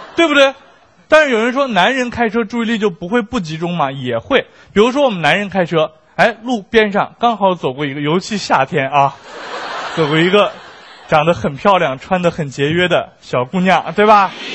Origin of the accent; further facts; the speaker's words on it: Beijing, China; 作为一个北京人